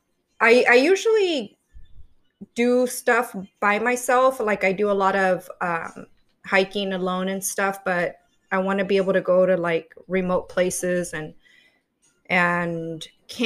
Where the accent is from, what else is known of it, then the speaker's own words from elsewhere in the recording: San Diego, California, United States; also born or lived in East Los Angeles, California; I was born in East LA, but raised in San Diego, California